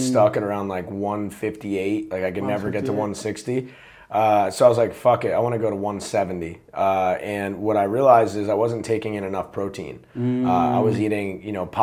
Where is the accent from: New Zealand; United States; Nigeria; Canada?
United States; New Jersey; I grew up in New Jersey.